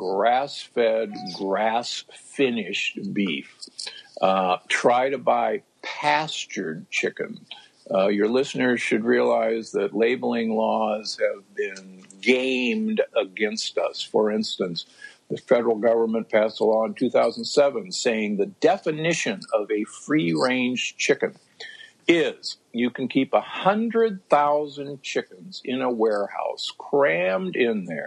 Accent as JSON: {"language": "English", "town": "Omaha", "region": "Nebraska", "country": "United States", "tie": "born or raised there", "also_born_or_lived": "Loma Linda", "moved": "yes", "said": "I grew up in Omaha, Nebraska."}